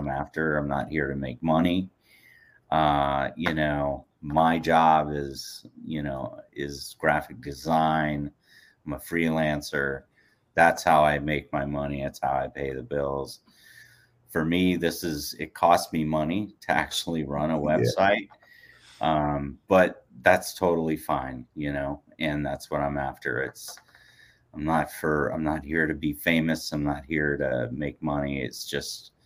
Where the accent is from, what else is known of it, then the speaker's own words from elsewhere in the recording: Portland, United States; I grew up in Portland back in the early 90s. That's where, you know, I cut my teeth in my career